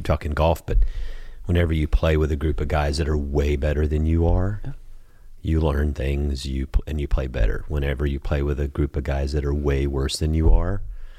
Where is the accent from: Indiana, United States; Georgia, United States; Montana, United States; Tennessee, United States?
Georgia, United States; I'm from Georgia.